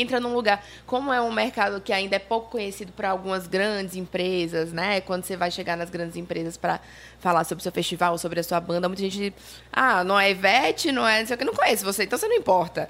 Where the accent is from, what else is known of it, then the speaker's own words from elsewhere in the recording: Paraíba, Brazil; moved away as an adult; also born or lived in Campina Grande / João Pessoa; now in Salvador, Brazil; eu sou paraibana, moro, uhum. nasci em Campina Grande, mas fui morar adolescente em João Pessoa